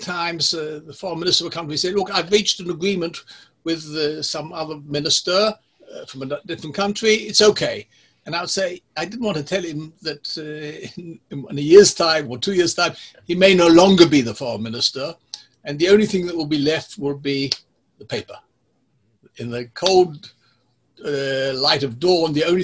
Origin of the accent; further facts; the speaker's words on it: Israel; accent: English accent; Hebrew accent; also born or lived in England; I grew up in Israel